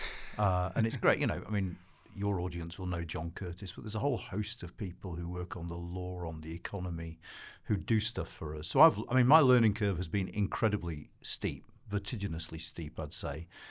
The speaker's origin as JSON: {"language": "English", "town": "Wakefield", "region": "Yorkshire and the Humber", "country": "United Kingdom", "tie": "born or raised there"}